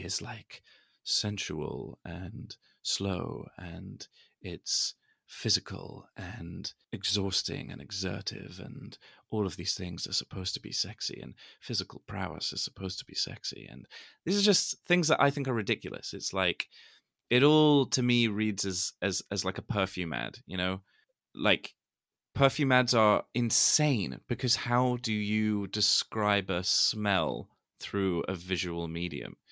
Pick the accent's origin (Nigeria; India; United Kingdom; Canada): United Kingdom; London; I am from London